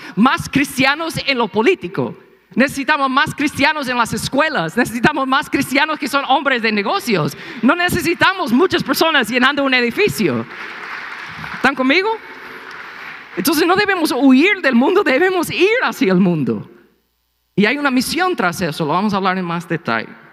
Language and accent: Spanish; United States; Spanish is a second language; moved away; soy gringo